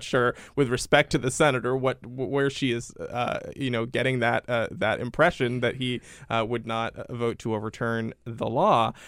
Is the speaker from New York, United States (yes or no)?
no; Rhode Island, United States; my home state of Rhode Island